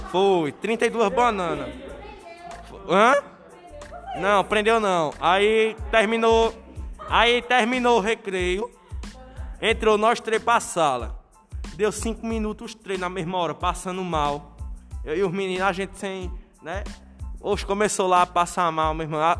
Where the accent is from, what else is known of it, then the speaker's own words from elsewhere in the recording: Northeast Region, Brazil; Aí eu sou nordestino bom. Quando falam em cuscuz, né, já enche a boca d'água.